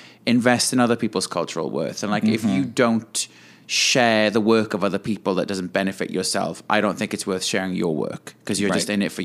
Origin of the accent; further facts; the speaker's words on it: Wales, United Kingdom; now in New York, United States; I'm from Wales, which is in the UK